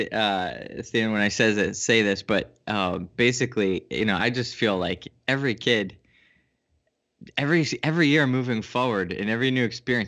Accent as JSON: {"language": "English", "region": "Connecticut", "country": "United States", "tie": "born or raised there", "said": "Yeah, I'm in Connecticut. I grew up in Connecticut, and then I kind of traveled around a bit and took me everywhere, and then I kind of landed back here."}